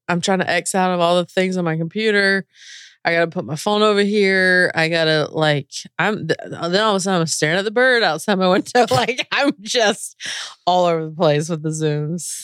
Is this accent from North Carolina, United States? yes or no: yes; North Carolina, United States; moved away as an adult; also born or lived in Spain; I'm from the South. I, I, you know, grew up in very conservative areas, very r, red states all around me and in North Carolina